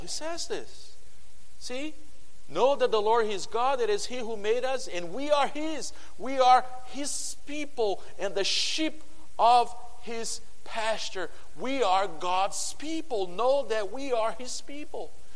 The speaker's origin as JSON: {"language": "English", "country": "Brazil", "second_language": "English", "moved": "yes", "said": "I come from Brazil"}